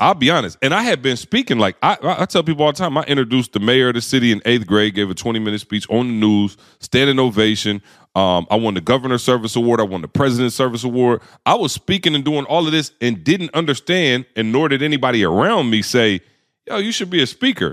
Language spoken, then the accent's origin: English; Lansing, Michigan, United States; I grew up in Lansing.